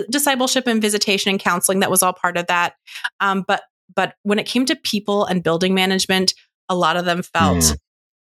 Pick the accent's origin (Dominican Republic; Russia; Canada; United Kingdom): Canada; an hour west of Ottawa, Ontario; moved away as an adult; also born or lived in United States; I grew up in Canada. I am Canadian, and I grew up in a small rural church just about an hour west of Ottawa